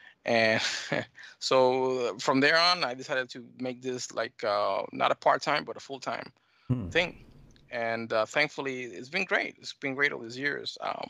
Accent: United States; born there; accent: mixed Dominican and American; actually, my parents are Dominican. I was born here in the States, so I've been back and forth, Caribbean, Dominican, and the United States, so it's kind of a mixed accent, yeah.

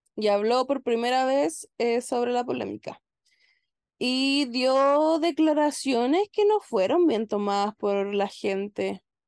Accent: Santiago, Santiago Metropolitan Region, Chile; somos de Cerrillo

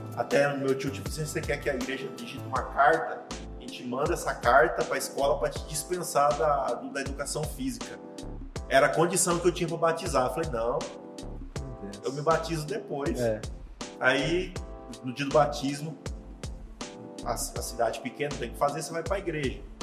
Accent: Mundo Novo, Mato Grosso do Sul, Brazil; eu sou de Mundo Novo, uma cidade do interior aqui do Mato Grosso do Sul

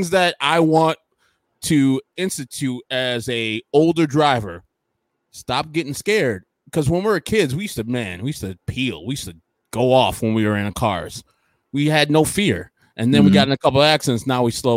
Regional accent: Carol Stream, Illinois, United States; I grew up in Carroll Stream in some apartments

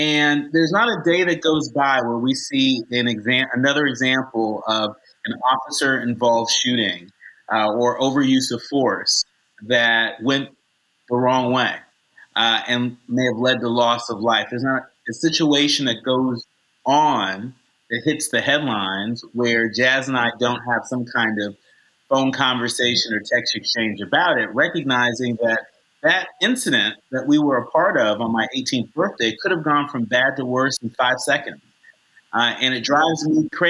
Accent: Concord, California, United States; I grew up in the Concord Walnut Creek area, specifically in Concord

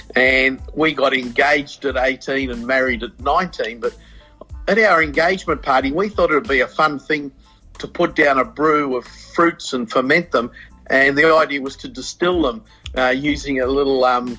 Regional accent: Sydney, New South Wales, Australia; moved away; also born or lived in Gloucester, New South Wales / Tasmania; I was born actually in Gloucester in New South Wales, but grew up in Sydney.

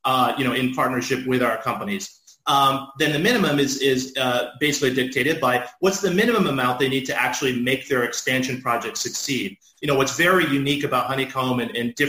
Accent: Dallas, Texas, United States; moved away; I grew up in Dallas, Texas

